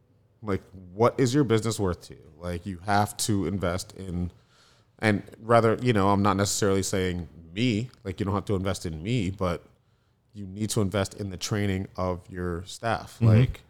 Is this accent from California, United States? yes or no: no; Florida, United States; I come from a consistency background. I came from Florida, where everything's like turn and burn